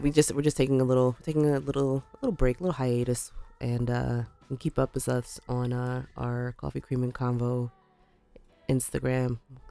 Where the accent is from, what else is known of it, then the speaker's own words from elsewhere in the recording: New York, United States; now in Pennsylvania, United States; Okay, so New Yorker, born and bred. I say this all the time. I am New Yorker.